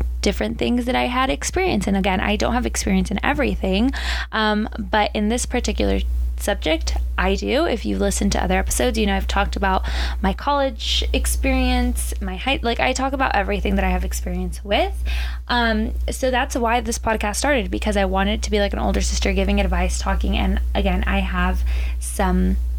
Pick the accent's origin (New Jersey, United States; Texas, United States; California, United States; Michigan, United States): California, United States; Southern; born and raised in Southern California